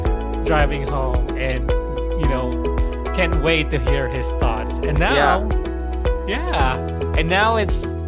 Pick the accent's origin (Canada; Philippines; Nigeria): Philippines; I grew up in the Philippines